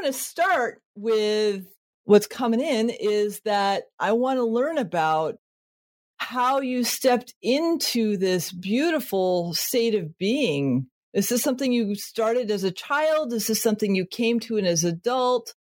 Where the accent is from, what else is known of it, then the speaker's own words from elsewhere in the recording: Connecticut, United States; I was born in Connecticut.